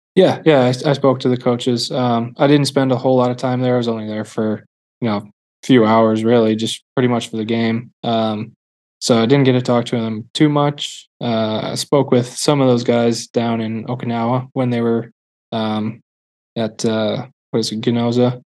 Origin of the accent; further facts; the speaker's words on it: Milwaukee, Wisconsin, United States; I'm from Milwaukee area, so I was a Brewers fan